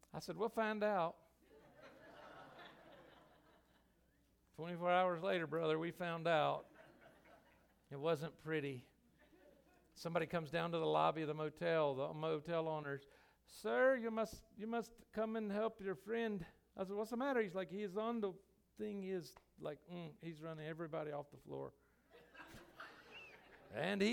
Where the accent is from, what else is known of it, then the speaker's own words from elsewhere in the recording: United States; I'm American